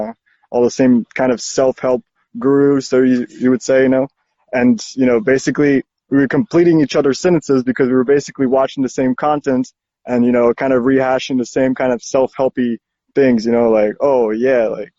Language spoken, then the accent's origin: English; Mexico; born there; also born or lived in Brazil; people say, yeah, but where were you born? And I'm like, well, I was born in Mexico.